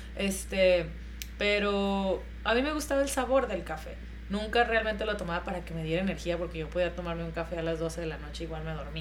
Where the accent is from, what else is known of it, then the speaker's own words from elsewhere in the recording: Mexico; yo como mexicana